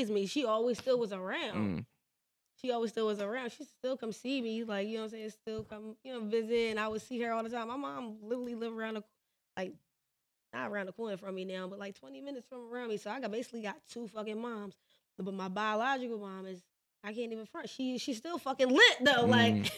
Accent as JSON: {"language": "English", "town": "Philadelphia", "region": "Pennsylvania", "country": "United States", "tie": "born or raised there", "said": "I'm from West Philly. We from North. Okay, so and I went to Overbrook High School"}